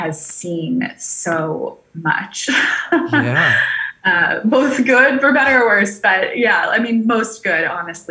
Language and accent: English; California, United States; also born or lived in Maui, Hawaii; now in Puerto Rico; I was actually raised primarily in California